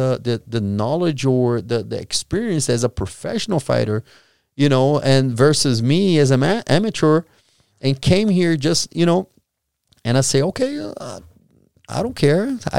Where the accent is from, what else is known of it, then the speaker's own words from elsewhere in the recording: Brazil; English is a second language; I was from Brazil.